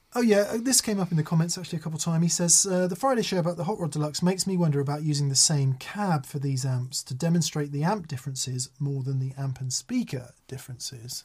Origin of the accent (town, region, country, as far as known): Macclesfield, North West England, United Kingdom